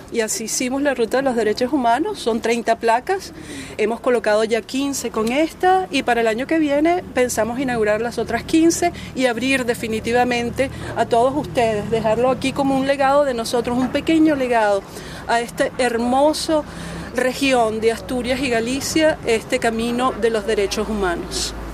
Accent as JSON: {"language": "Spanish", "country": "Venezuela", "tie": "born or raised there", "moved": "yes", "lives_now": "United States", "said": "Nosotros venimos de los Estados Unidos, somos ciudadanas norteamericanas, pero nacidas en Venezuela."}